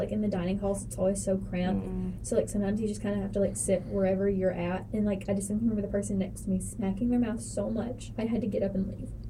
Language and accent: English; the South, United States; I'm from the South